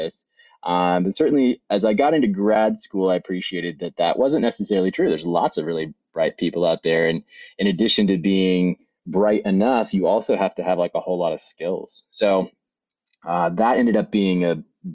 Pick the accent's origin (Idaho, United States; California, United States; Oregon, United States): Oregon, United States; Bend; I grew up in Bend, Oregon, on a little farm just outside of Bend